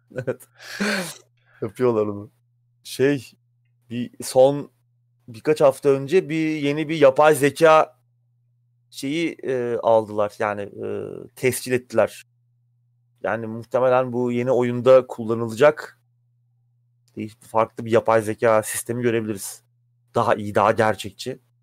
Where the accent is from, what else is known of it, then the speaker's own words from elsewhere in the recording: Samsun, Turkey; moved away; Benim Samsun'da geçti çocuk.